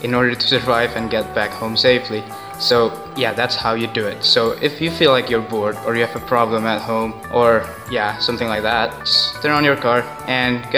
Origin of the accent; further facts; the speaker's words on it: Indonesia; I'm from Indonesia